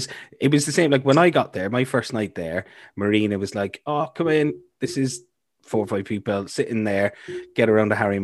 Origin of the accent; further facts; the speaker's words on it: Cork, Munster, Ireland; now in Milford Sound, New Zealand; I'm from Cork